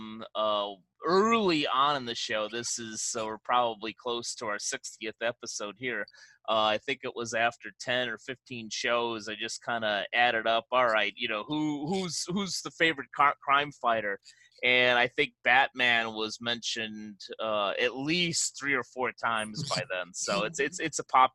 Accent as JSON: {"language": "English", "town": "Chicago", "region": "Illinois", "country": "United States", "moved": "yes", "said": "I'm originally from Chicago"}